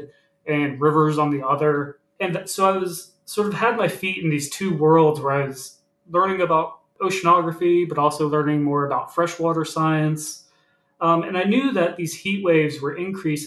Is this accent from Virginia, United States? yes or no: yes; Virginia Beach, Virginia, United States; also born or lived in Richmond, Virginia; I grew up in Virginia Beach, Virginia, along the coast of Virginia